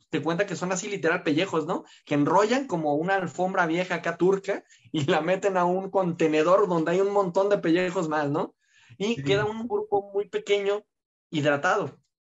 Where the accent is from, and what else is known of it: Mexico